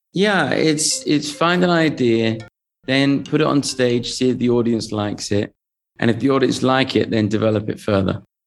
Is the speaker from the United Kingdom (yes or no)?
yes; England, United Kingdom; accent: English; moved away as an adult; now in Las Vegas, United States; I come from England